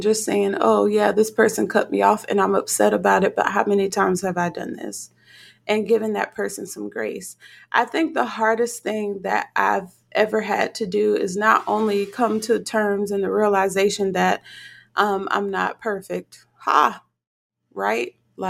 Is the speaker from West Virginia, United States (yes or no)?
no; Newark, New Jersey, United States; also born or lived in Livingston, New Jersey / Florence, South Carolina / Virginia / Texas; I was born in Livingston, New Jersey, St. Barnabas. I grew up in Newark, New Jersey, the Bricks, and then relocated to Florence, South Carolina, and then from South Carolina to Virginia, Virginia to Texas.